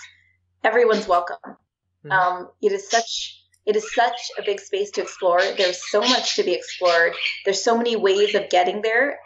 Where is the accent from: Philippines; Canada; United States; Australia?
Canada; being Canadian